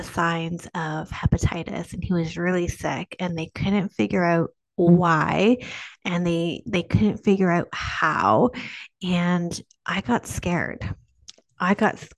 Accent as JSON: {"language": "English", "country": "Canada", "said": "I'm Canadian"}